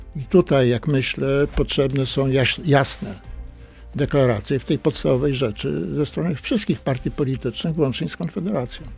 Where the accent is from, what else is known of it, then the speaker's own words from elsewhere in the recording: Toruń, Kuyavian-Pomeranian Voivodeship, Poland; obaj pochodzimy z Torunia